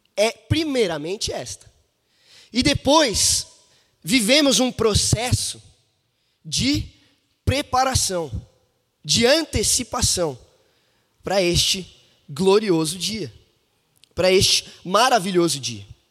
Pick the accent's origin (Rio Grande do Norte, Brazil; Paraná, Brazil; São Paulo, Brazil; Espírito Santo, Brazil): São Paulo, Brazil; now in Belo Horizonte, Brazil; esse aqui é o meu berço, é de onde vim